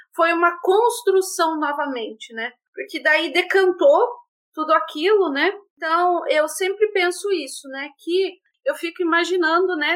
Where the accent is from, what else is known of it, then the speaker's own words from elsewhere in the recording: Rio Grande do Sul, Brazil; moved away as an adult; also born or lived in Maringá, Paraná; sou natural do Rio Grande do Sul, vim para Maringá para fazer Ciências Sociais na Universidade Estadual de Maringá